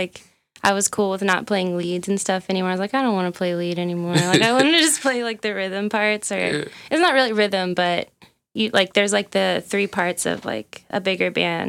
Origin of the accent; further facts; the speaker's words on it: Indianapolis, Indiana, United States; I'm from Indy.